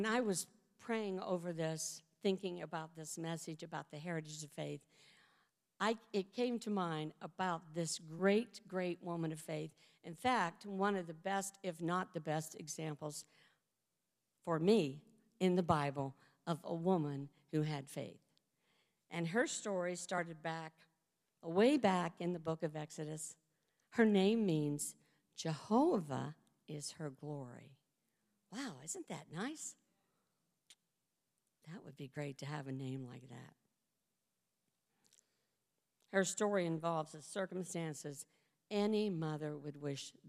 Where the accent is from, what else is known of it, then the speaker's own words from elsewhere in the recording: West Virginia, United States; moved away; also born or lived in Georgia; When we lived in Georgia, I'm from West Virginia.